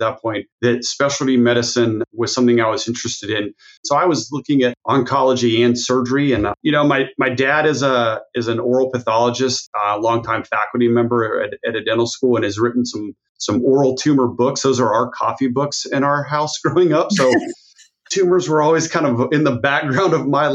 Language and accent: English; Texas, United States; also born or lived in Albuquerque, New Mexico / Dallas, Texas; I'm from Texas.